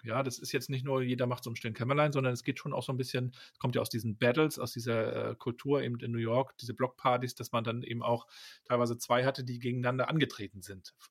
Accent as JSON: {"language": "German", "town": "Rostock", "region": "Mecklenburg-Vorpommern", "country": "Germany", "tie": "born or raised there", "said": "Ich bin da ja in Rostock aufgewachsen"}